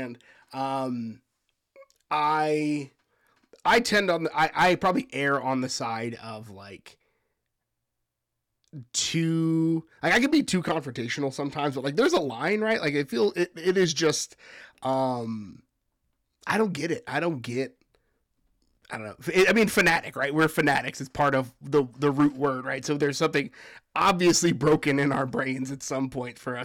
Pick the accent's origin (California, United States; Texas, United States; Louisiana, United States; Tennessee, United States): Texas, United States; San Antonio; I am from San Antonio